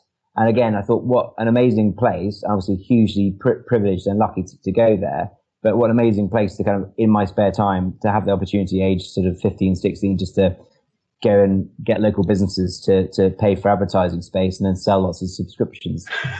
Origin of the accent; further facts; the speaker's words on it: Edinburgh, Scotland, United Kingdom; now in London, United Kingdom; I'm from, despite the accent, I'm actually from Edinburgh. I couldn't, afford to rent in London